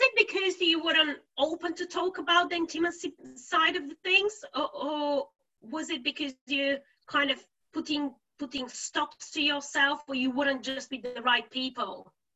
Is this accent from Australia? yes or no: no; Bulgaria; now in United Kingdom; I'm originally from Bulgaria and I've lived now um, in the UK for over 15 years.